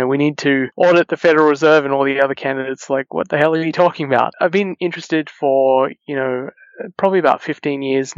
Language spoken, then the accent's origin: English; Australia; moved away as an adult; growing up in Australia